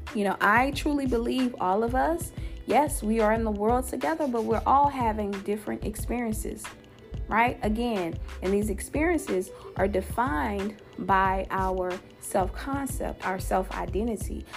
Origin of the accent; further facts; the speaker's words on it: Louisiana, United States; my home state, of Louisiana